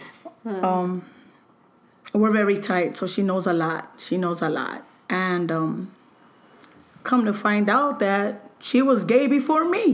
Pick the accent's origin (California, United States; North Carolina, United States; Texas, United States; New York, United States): California, United States; Los Angeles; I was raised in LA, El Sereno, Alhambra, and those are my roots